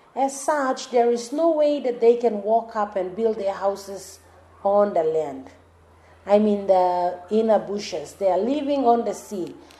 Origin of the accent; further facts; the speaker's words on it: Papua New Guinea; moved away as an adult; now in Namatanai, Papua New Guinea; I am from Isipik, but I am here in Namatanai for almost six years, going seven.